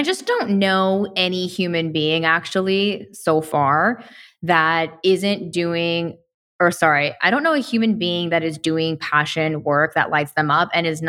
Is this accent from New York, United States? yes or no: no; Tennessee, United States; a creator who moved to Tennessee, which is actually my home state.